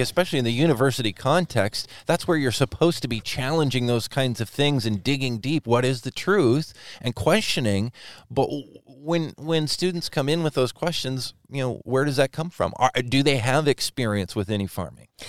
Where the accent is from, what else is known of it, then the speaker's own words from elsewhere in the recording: Whatcom County, Washington, United States; as someone who grew up in the farming community here in Whatcom County, I grew up in the North County